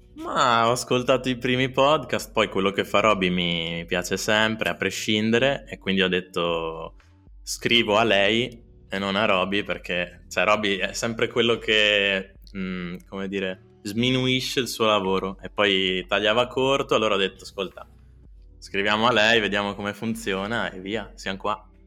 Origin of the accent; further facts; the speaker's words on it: Trento, Trentino-Alto Adige, Italy; sono cresciuto nella Trento Sud, con gli amici di Trento Sud, Bolghera, Clarina